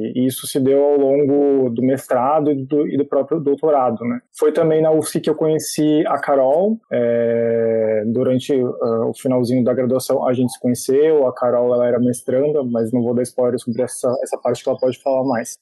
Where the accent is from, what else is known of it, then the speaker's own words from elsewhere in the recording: Santa Catarina, Brazil; eu sou natural de Santa Catarina